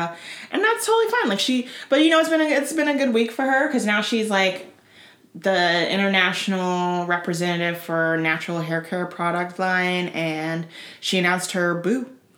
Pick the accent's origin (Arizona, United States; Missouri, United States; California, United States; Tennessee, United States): Tennessee, United States; moved away; also born or lived in Florida; I grew up in Tennessee.